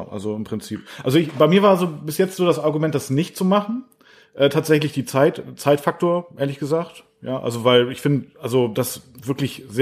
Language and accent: German; the North, Northern Germany, Germany; bei uns im Norden